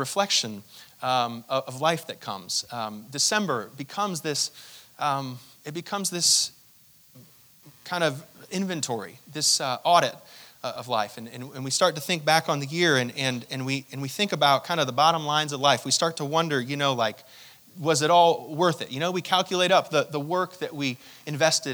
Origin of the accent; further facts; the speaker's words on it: New York, United States; we grew up in New York, and so there was always so much snow